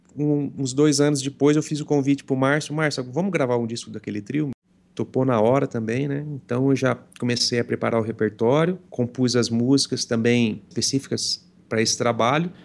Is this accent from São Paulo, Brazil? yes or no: yes; Franca, São Paulo, Brazil; Eu sou de Franca, né? Estado de São Paulo.